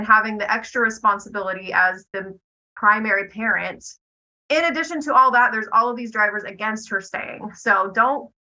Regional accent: Fayetteville, Tennessee, United States; I'm from Fayetteville, Tennessee.

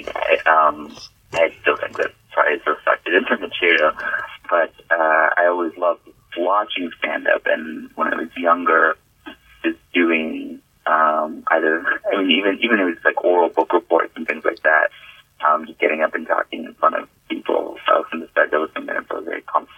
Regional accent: Massachusetts, United States; I was born in Massachusetts.

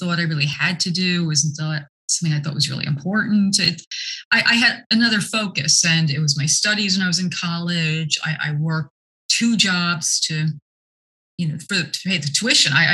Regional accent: Newark, New Jersey, United States; I grew up here in New Jersey. And born in Newark

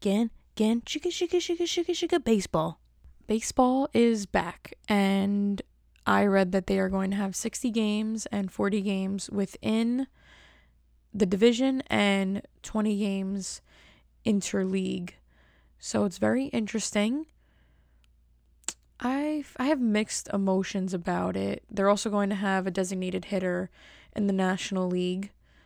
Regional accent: Bronx, New York, United States; I'm still … from the Bronx. The Bronx.

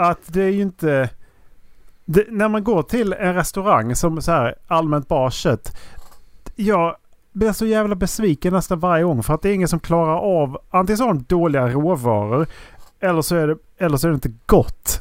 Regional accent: Skåne, Sweden; jag är svensk från Skåne

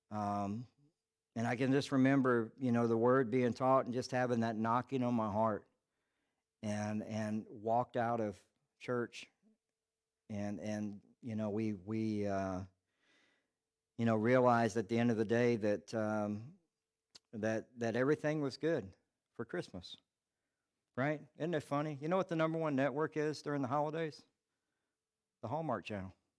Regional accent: Charleston, South Carolina, United States; I'm from Charleston, South Carolina

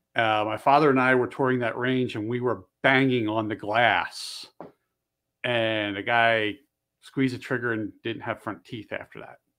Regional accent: Bensalem, Pennsylvania, United States; moved away; also born or lived in Delaware / Maryland; I grew up just across the river over in, um, just north of Philly

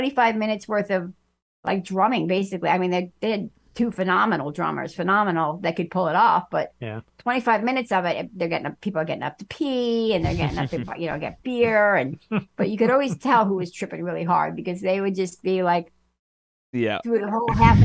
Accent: New Jersey, United States; I'm Italian, I'm from Jersey

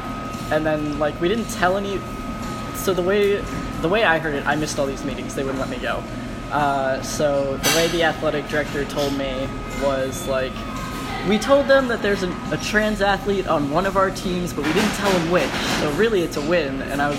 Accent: Colorado, United States; born there; I actually wasn't born in Maryland. I was born in Colorado.

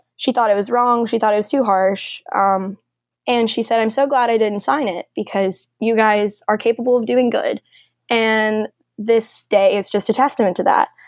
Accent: Nashville, Tennessee, United States; I'm from Nashville

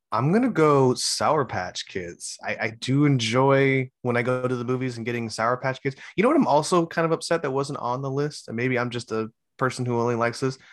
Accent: Hawaii, United States; I'm Hawaiian

